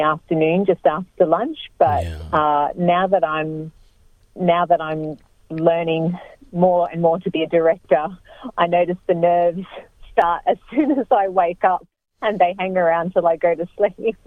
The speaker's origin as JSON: {"language": "English", "town": "Brisbane", "region": "Queensland", "country": "Australia", "tie": "born or raised there", "moved": "as an adult", "lives_now": "Sydney, Australia", "said": "growing up in Brisbane"}